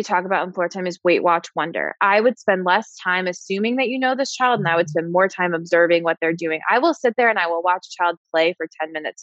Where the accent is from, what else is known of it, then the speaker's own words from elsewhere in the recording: New York, United States; I'm a New Yorker